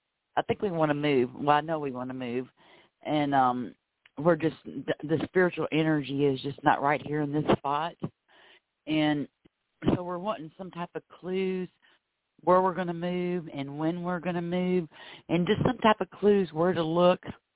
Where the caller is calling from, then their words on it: Florida, United States; I am calling from Florida.